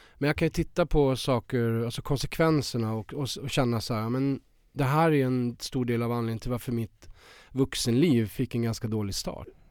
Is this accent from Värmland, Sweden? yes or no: yes; Värmland, Sweden; moved away as an adult; now in Stockholm, Sweden; kommer jag från Värmland. Jag var 19 år och eh, han bodde i Stockholm. Så jag flyttade ju upp hit eh, till honom.